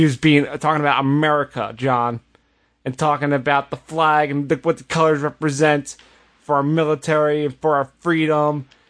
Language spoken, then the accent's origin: English; United States; As an American